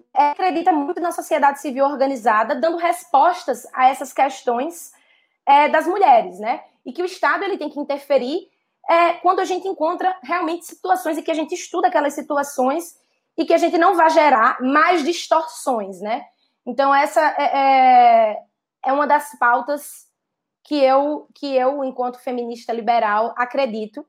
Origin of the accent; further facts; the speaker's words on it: Northeast Region, Brazil; accent: Northeastern; also born or lived in Southeast Brazil; now in Southeast, Brazil; eu sou uma mulher é, nordestina, nascida e criada no Nordeste, e que saiu do Nordeste e hoje vive no Sudeste